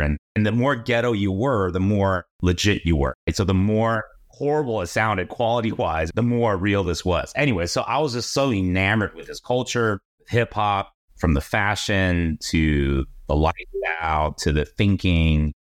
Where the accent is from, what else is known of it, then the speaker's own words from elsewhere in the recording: San Jose, California, United States; I grew up in the Bay. San Jose, to be exact